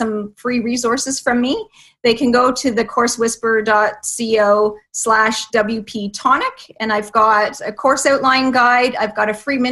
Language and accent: English; Canada; also born or lived in Toronto area, Ontario; I live in just outside of Toronto, so I'm Canadian